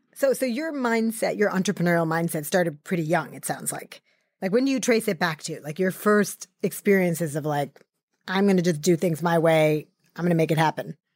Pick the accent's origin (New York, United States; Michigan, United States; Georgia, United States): New York, United States; I grew up in New York, and my first job was actually in the garment district